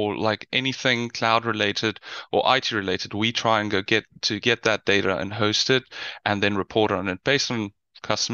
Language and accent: English; South Africa; now in Netherlands; You might hear from the accent. I'm from South Africa. I currently live in the Netherlands.